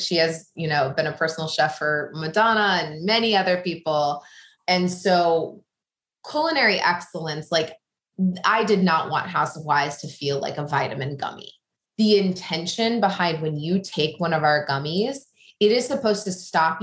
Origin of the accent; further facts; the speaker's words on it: small town in Illinois, United States; moved away as an adult; now in New York, United States; I'm from the Midwest. I grew up small town in Illinois